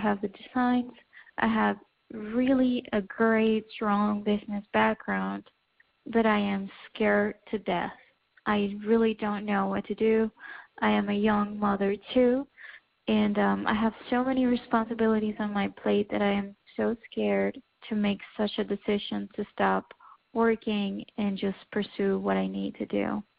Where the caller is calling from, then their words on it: Boca Raton, Florida, United States; I'm calling from Boca Raton, Florida.